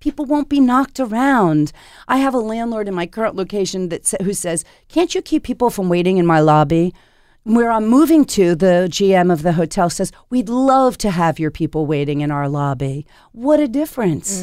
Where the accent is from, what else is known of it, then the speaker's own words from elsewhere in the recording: Philadelphia, Pennsylvania, United States; now in Portland, United States; I grew up in Philadelphia